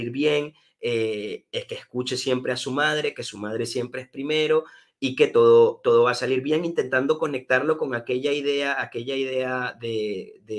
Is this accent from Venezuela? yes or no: yes; Caracas, Capital District, Venezuela; born there; pero digo entonces que nací en Caracas